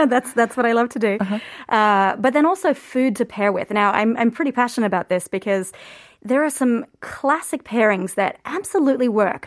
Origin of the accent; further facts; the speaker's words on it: Australia; moved away as an adult; now in Korea; I'm Australian